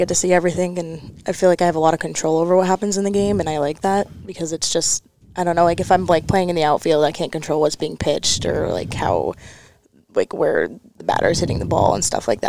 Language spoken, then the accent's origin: English; Nashua, New Hampshire, United States; I'm from Nashville, New Hampshire.